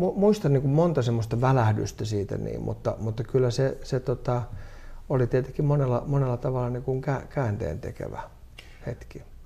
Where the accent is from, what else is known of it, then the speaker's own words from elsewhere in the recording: Helsinki, Uusimaa, Finland; Mä olen siis Itä-Helsingistä kotoisin